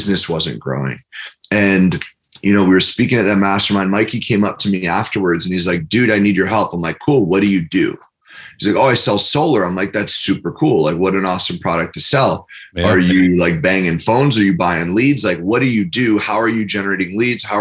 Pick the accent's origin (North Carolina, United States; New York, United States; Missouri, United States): New York, United States; I'm from New York